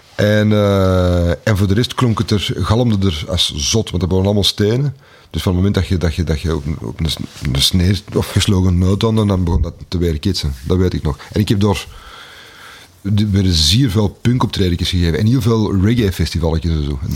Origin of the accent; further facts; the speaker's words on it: Antwerp, Flanders, Belgium; also born or lived in Pulderbos; ik ben eh, geboren op het Keel. Ik ben uh, deels grootgebracht op het Keel.